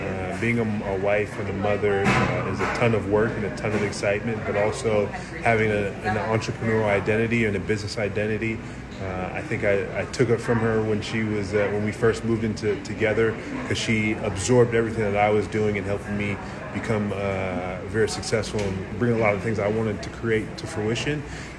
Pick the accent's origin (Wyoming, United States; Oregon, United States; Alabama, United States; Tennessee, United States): Oregon, United States; Portland; Born and raised in Northeast Portland. So I went to Grant High School, went to Fernwood Middle School and Irvington Elementary.